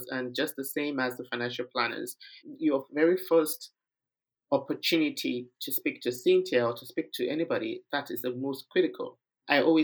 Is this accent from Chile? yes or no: no; Nigeria; moved away; I'm from Nigeria